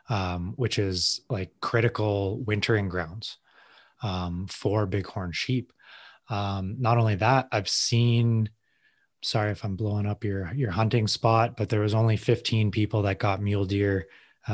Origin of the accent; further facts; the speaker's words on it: Edson, Alberta, Canada; I grew up in the Edson area